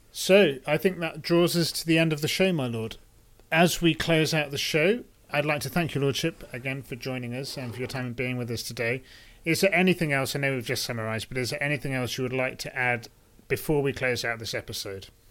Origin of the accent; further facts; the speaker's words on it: United Kingdom; as a Brit